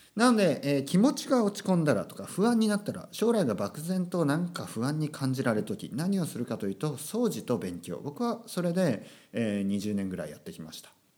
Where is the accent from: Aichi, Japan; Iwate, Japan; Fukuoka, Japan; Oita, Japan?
Oita, Japan; born or raised there; first language Japanese; moved away